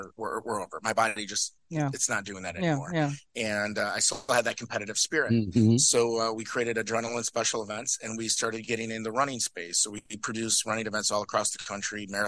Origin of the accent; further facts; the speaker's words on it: Chicago, Illinois, United States; moved away as an adult; also born or lived in Indiana / Belarus; I'm from Illinois, from Chicago.